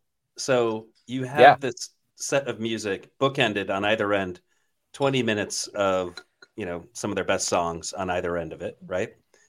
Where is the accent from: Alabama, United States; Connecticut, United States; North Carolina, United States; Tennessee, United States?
Connecticut, United States; I grew up in Connecticut.